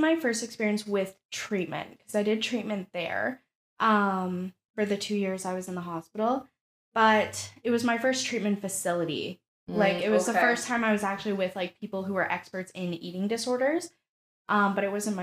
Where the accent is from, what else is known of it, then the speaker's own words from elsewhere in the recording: Sault Ste. Marie, Ontario, Canada; we're from a small city